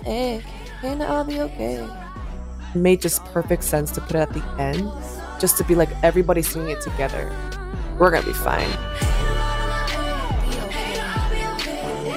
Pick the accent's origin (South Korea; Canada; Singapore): South Korea; Was born and raised in Korea